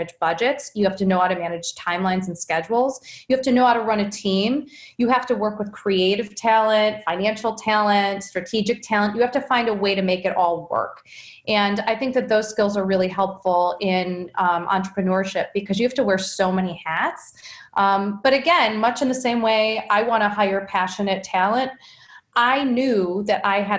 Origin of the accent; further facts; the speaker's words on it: Cleveland, Ohio, United States; also born or lived in Boston; I grew up here in Cleveland